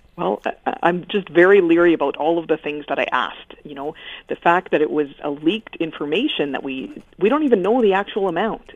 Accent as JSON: {"language": "English", "town": "Regina", "region": "Saskatchewan", "country": "Canada", "said": "I'm from Regina"}